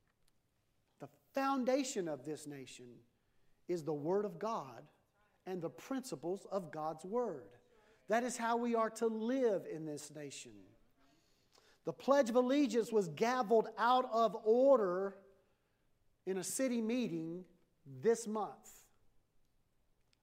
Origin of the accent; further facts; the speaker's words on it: United States; as a pastor, as an American pastor